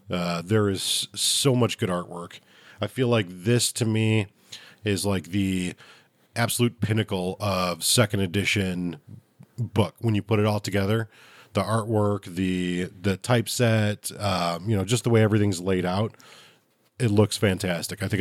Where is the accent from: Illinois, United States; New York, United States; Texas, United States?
Illinois, United States; Chicago; I'm from Chicago